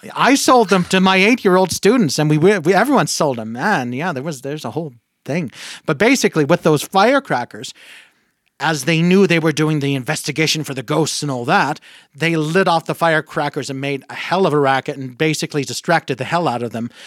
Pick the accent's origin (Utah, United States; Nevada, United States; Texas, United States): Nevada, United States; Reno; also born or lived in New Mexico; I grew up in Reno and I went to school here